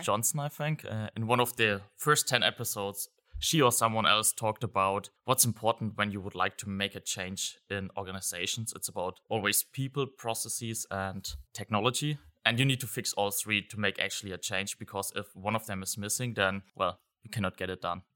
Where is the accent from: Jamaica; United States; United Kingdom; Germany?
Germany; I'm from Germany